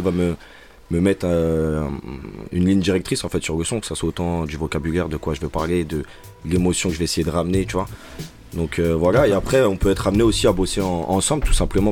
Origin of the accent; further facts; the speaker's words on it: Chelles, Île-de-France, France; j'ai grandi principalement et mes amis sont pour la plupart à Chelles